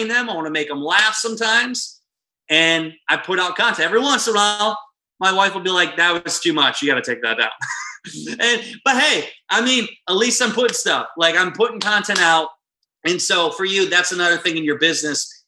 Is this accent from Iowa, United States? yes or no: yes; Iowa, United States; moved away; I'm a kid from Iowa, small town.